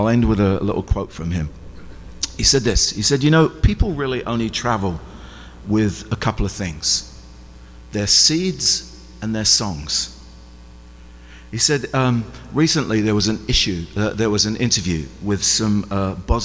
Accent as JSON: {"language": "English", "region": "England", "country": "United Kingdom", "said": "I'm English."}